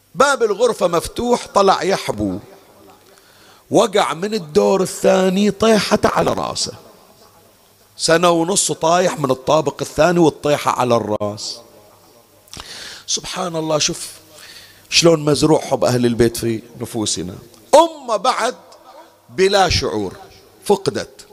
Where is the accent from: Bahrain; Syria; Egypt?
Bahrain; بالمحرق عندنا بالبحرين